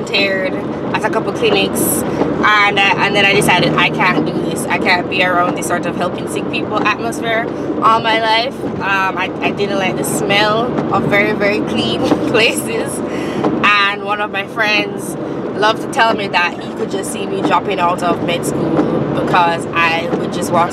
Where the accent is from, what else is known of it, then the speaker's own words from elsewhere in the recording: Jamaica; moved away; Since I am Jamaican